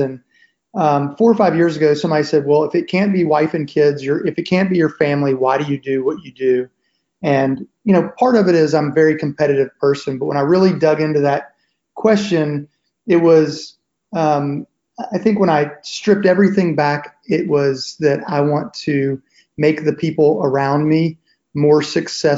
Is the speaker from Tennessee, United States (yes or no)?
yes; Nashville, Tennessee, United States; I'm originally from Nashville